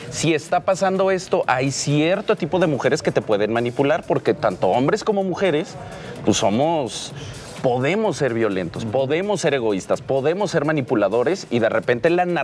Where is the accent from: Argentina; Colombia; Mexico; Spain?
Mexico; Aguascalientes; yo soy del norte, yo soy, bueno, no hay una duda, yo soy de Aguascalientes y en Aguascalientes